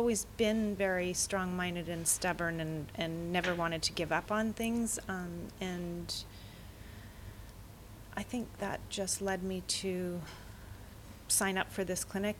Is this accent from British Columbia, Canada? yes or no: yes; Vancouver, British Columbia, Canada; I'm from Vancouver, British Columbia, Canada.